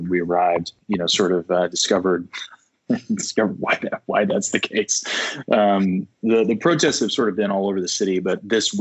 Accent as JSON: {"language": "English", "country": "United States", "said": "as an American"}